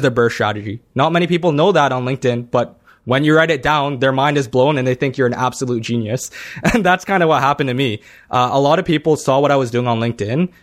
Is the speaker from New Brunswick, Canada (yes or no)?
no; Toronto, Ontario, Canada; I'm from Toronto